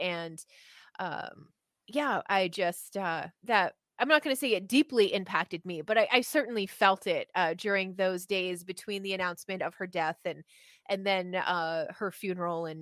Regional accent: Canada; moved away; as a Canadian

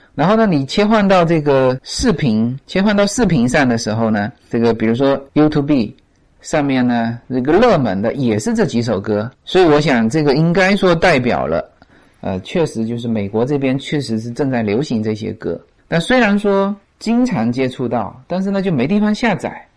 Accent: China; now in United States; 我们中国人发音都很内敛

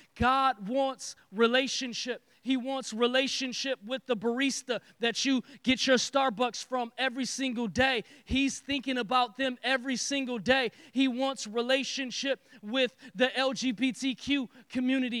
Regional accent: Detroit, Michigan, United States; I am from Detroit

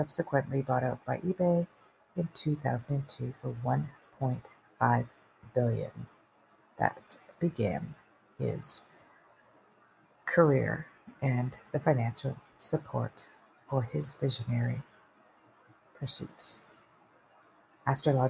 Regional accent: Canada; I'm Canadian

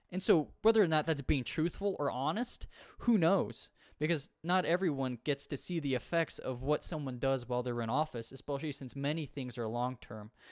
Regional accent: United States; I'm from the United States

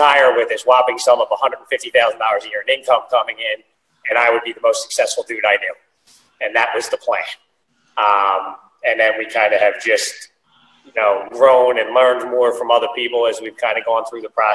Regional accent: Philadelphia, Pennsylvania, United States; born and raised in Philadelphia

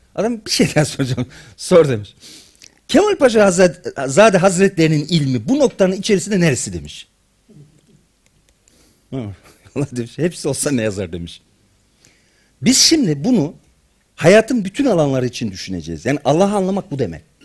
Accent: Black Sea Region, Turkey

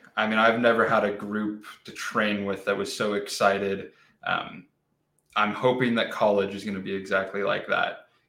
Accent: California, United States; Just born and raised in California.

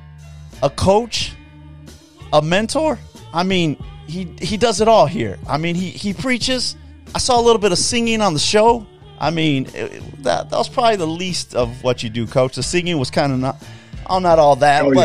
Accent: Southeast, California, United States; I'm from Southeast

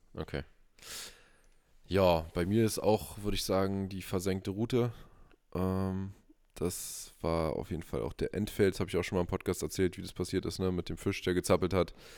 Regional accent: Brandenburg, Germany; hier bei uns in Brandenburg

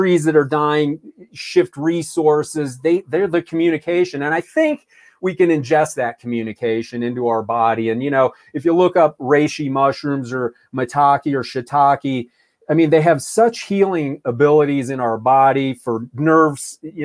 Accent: Ohio, United States; as a kid, I mean, growing up in Ohio, it was football

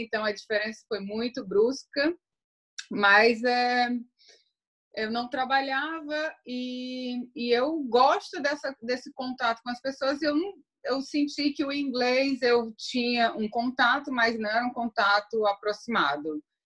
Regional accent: Fortaleza, Ceará, Brazil; moved away as an adult; now in Netherlands; eu Sou brasileira, sou de Fortaleza. Eu moro aqui na Holanda desde 2006.

